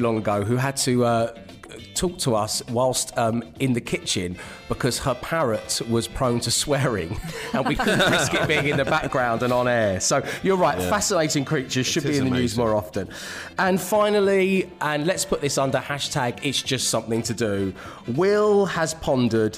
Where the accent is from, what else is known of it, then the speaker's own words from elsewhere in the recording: London, United Kingdom; Now, I live in London. I'm a Londoner